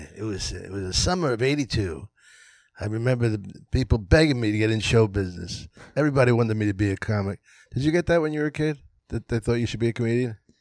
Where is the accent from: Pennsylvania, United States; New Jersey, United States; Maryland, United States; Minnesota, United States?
Pennsylvania, United States; Philadelphia; also born or lived in New York; I'm from Philly